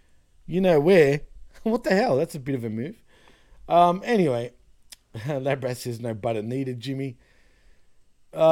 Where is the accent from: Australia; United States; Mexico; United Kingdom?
Australia; I'm from Australia